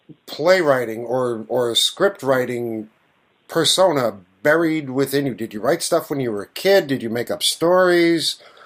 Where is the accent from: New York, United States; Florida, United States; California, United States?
New York, United States; New York City; growing up in New York myself